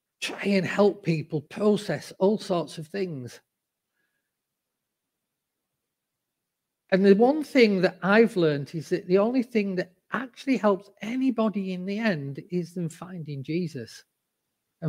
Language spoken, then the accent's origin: English; the north of England, United Kingdom; accent: northern; moved away as an adult; now in Cambridge, United Kingdom; even though I'm in the heathen south, I'm a sanctified northerner because my roots are northern. And, you know, despite the fact that people here all have lovely accents, I have not changed my accent